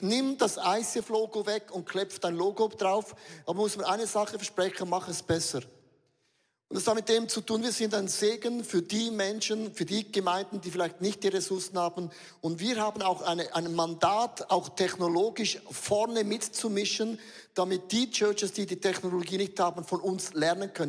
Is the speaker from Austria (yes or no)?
no; Switzerland; Wir sind Schweizer